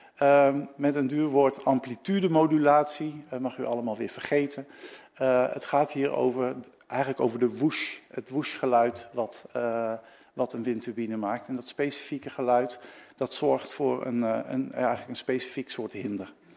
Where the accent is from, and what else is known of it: Netherlands